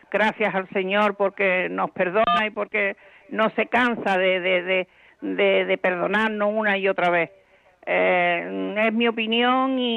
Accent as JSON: {"language": "Spanish", "town": "Málaga", "region": "Andalusia", "country": "Spain", "said": "soy, soy de Málaga"}